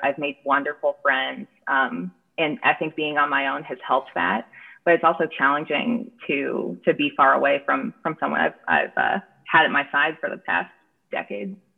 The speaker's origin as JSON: {"language": "English", "area": "San Francisco Bay Area", "region": "California", "country": "United States", "moved": "yes", "said": "I'm from the San Francisco Bay Area originally"}